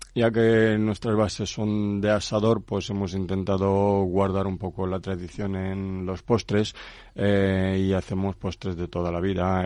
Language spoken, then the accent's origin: Spanish; Craiova, Dolj, Romania; Spanish is a second language; moved away as an adult; also born or lived in Tordesillas, Spain; now in Spain; Yo soy de Rumanía. Soy de una maravillosa ciudad que se llama Craiova. Nací ahí hace 44 años y desde hace 19 años pues eh, vivo aquí en España.